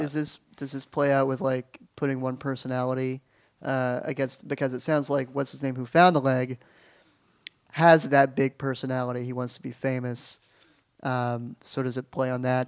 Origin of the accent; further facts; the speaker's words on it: Oklahoma City, Oklahoma, United States; moved away; I grew up in Oklahoma City